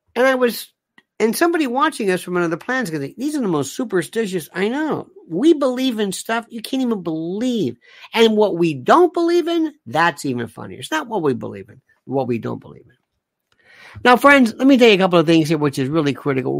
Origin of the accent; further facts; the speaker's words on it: Florida, United States; now in New York City, United States; growing up in Florida